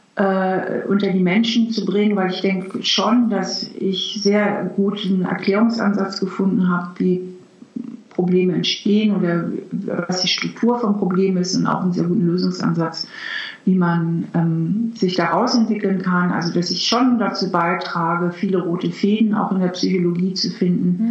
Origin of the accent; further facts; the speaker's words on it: Hamburg, Germany; now in Trier, Germany; Eigentlich komme ich auch aus Hamburg. Ich bin ja Hamburgerin.